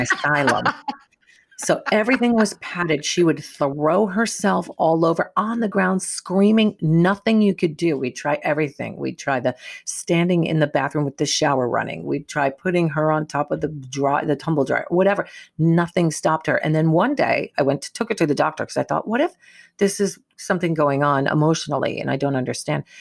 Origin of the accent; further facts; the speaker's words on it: New York, United States; moved away; growing up in New York